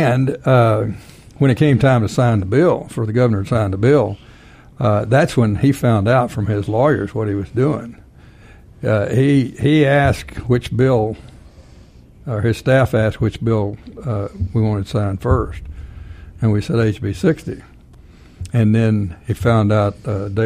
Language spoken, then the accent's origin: English; Texas, United States; I'm from Texas